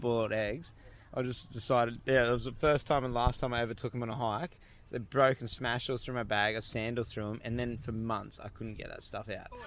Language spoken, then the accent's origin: English; Gold Coast, Queensland, Australia; I grew up on the Gold Coast